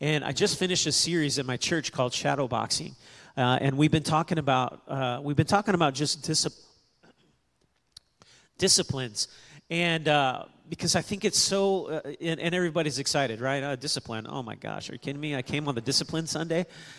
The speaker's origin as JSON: {"language": "English", "town": "Kansas City", "region": "Missouri", "country": "United States", "tie": "born or raised there", "moved": "yes", "lives_now": "New Braunfels, United States", "said": "I was born in Kansas City, and all my family's from that part"}